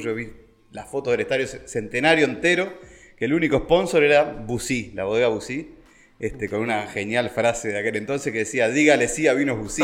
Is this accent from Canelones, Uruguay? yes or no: no; Montevideo, Uruguay; moved away as an adult; me vengo de la ciudad, fui criado en Montevideo, en Carrasco, en colegios muy buenos